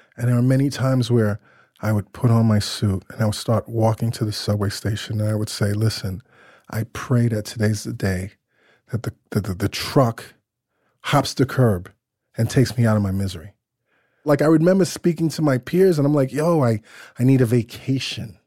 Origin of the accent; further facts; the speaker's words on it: New York City, New York, United States; I grew up in Crown Heights, the Crown Heights section of Brooklyn